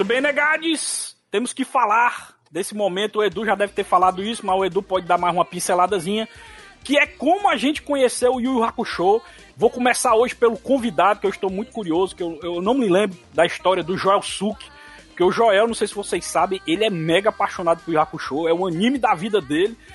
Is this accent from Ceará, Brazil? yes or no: yes; Ceará, Brazil; born or raised there